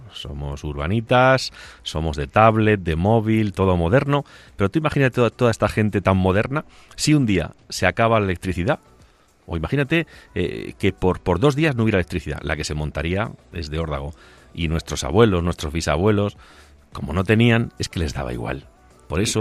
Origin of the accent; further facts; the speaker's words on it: Spain; comencé a andar por la dehesa de mi pueblo, en las lindes de Extremadura